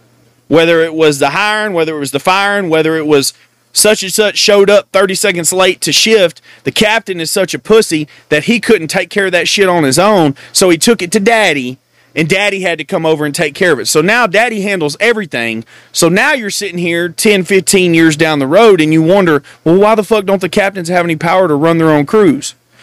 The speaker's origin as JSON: {"language": "English", "region": "Texas", "country": "United States", "said": "I'm from Texas"}